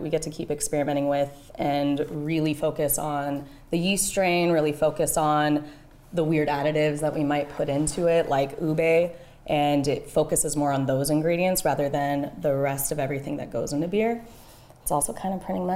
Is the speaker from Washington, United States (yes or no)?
no; Bay Area, California, United States; now in Hawaii, United States; I'm originally from the Bay Area